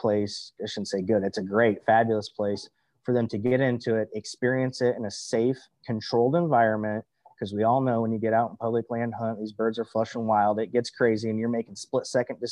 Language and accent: English; Cedar Rapids, Iowa, United States; growing up around the Cedar Rapids, Iowa area, which is where I'm from and still currently reside in Cedar Rapids